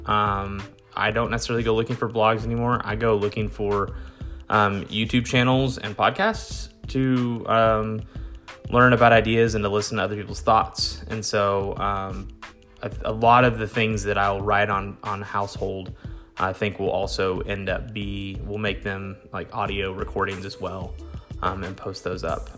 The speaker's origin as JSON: {"language": "English", "region": "Texas", "country": "United States", "said": "I am a Texan"}